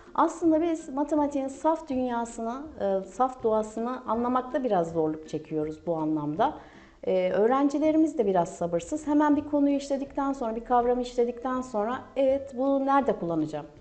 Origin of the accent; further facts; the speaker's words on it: Kahramanmaraş, Turkey; Kahramanmaraş doğumluyum.